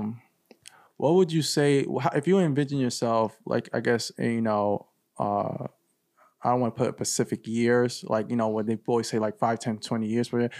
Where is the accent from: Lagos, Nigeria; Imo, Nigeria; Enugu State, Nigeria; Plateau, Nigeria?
Imo, Nigeria; Owerri; moved away; my hometown in Nigeria, Owerri